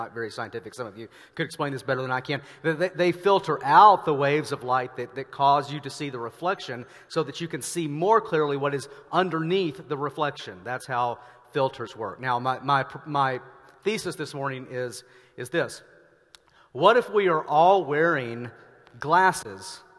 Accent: Arkansas, United States; now in Denver, United States; I am from Arkansas, and this part of Oregon feels eerily familiar to Arkansas to me.

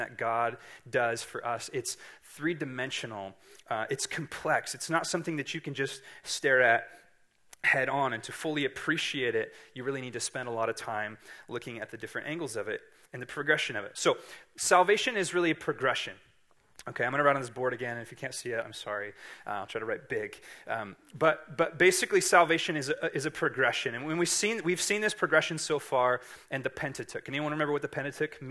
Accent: Siskiyou County, California, United States; I'm from Siskiyou County, so we are right in line of Mount Shasta

